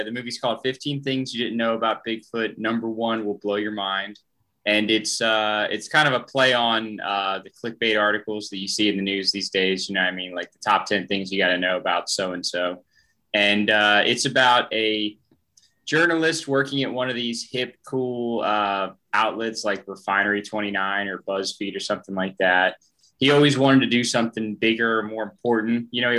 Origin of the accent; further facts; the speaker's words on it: the South, United States; riff on something kind of Southern because we're all from the South.